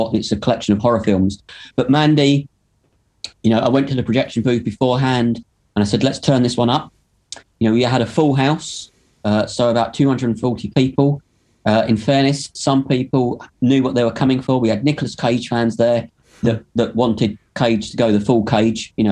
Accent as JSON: {"language": "English", "region": "London", "country": "United Kingdom", "tie": "born or raised there", "moved": "yes", "lives_now": "Manchester, United Kingdom", "said": "I grew up in London in the late 70s and 80s"}